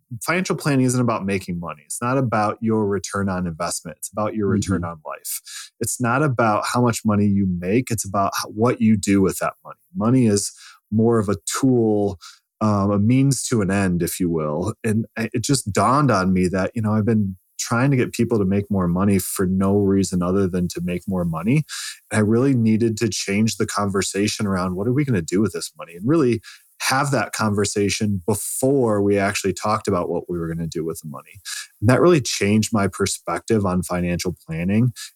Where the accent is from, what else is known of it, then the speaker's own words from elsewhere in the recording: Lake Michigan, United States; also born or lived in Lansing, Michigan; I grew up on Lake Michigan. I went to school on Lake Superior and now I live in Lansing